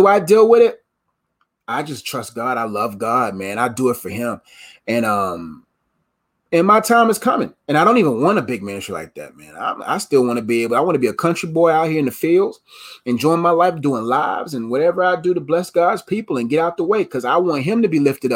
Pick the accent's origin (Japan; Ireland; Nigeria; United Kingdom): Nigeria; I'm Nigerian